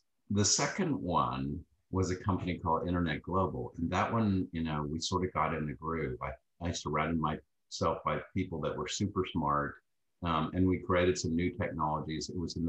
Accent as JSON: {"language": "English", "region": "Texas", "country": "United States", "said": "from Texas."}